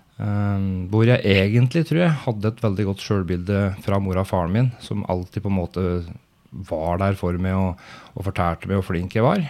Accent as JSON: {"language": "Norwegian", "town": "Brumunddal", "region": "Innlandet", "country": "Norway", "tie": "born or raised there", "said": "født og oppvokst i Brumunddal, hvor jeg fortsatt bor"}